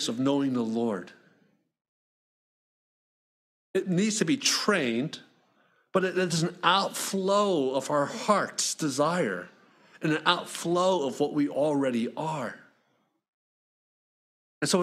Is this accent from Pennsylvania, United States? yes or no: yes; Philadelphia, Pennsylvania, United States; when I was growing up in Philly